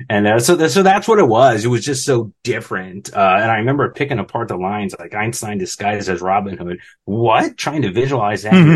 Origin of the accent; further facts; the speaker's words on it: New Jersey, United States; a normal kid kind of growing up in Jersey